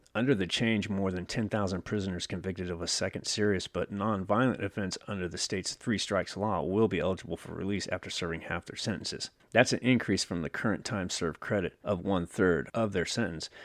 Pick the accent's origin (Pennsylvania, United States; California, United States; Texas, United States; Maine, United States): California, United States; also born or lived in Newark, California / Otay Mesa, San Diego, California; one of you is in my hometown where I'm at right now